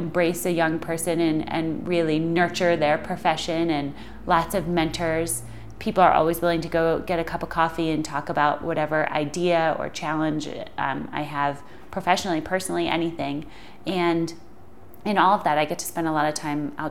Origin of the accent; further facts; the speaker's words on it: outside of Philadelphia, Pennsylvania, United States; moved away as an adult; also born or lived in Colorado / Morocco; now in Park City, United States; I grew up outside of Philadelphia in a suburb there